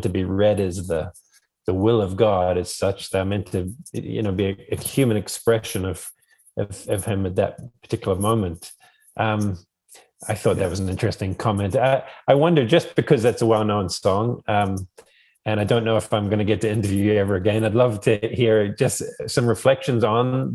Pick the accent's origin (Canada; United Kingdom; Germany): United Kingdom; Rostrevor, Northern Ireland; also born or lived in New Zealand; I'm speaking from Ross Trevor. We look out over Carlingford Lough on the Irish Republic.